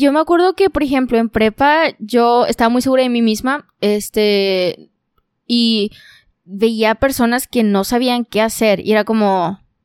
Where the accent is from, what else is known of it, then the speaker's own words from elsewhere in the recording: Monterrey, Nuevo León, Mexico; también soy regia